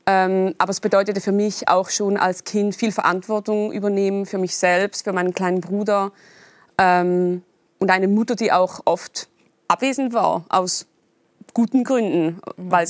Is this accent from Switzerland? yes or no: yes; Eastern Switzerland, Switzerland; Ja, ich bin in der Ostschweiz groß geworden, Schweizerdeutsch. Mhm. Und Hochdeutsch natürlich auch immer in der Schule und im Fernsehen und so, war ganz nah. Ähm, ich bin in einer sehr, also auf dem Dorf groß geworden